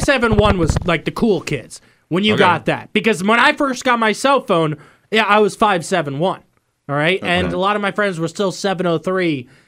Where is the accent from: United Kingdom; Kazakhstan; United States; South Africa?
United States; Northern Virginia; now in Richmond, United States; Right, and so I'm from Northern Virginia. We were 703.